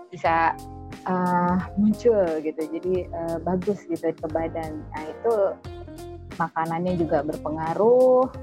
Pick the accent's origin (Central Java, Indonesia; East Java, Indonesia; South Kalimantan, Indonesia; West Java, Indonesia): West Java, Indonesia; kalau kasusnya kayak aku kan Sunda banget ya.